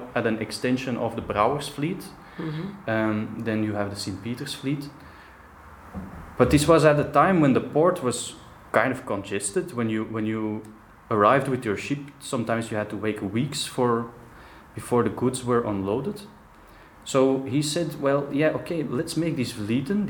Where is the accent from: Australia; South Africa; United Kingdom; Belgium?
Belgium; Antwerp, Flanders; I grew up in Antwerp